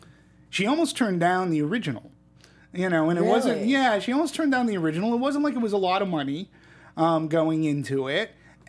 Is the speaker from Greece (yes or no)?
yes; Greece; accent: Greek; I said, I'm going to do my opinion in my Greek accent. So here we go. Being that I am the token Greek on this panel, at the very least.